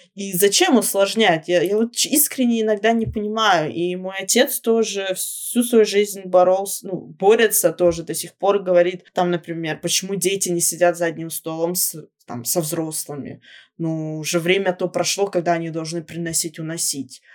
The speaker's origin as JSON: {"language": "Russian", "area": "Shapsugia", "region": "Krasnodar Krai", "country": "Russia", "said": "как мы говорим у нас в Шапсуге"}